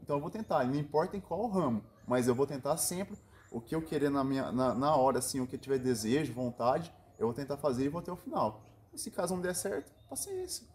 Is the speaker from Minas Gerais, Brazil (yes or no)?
no; Piguá, São Paulo, Brazil; eu sou natural aqui de Piguá, é interior de São Paulo.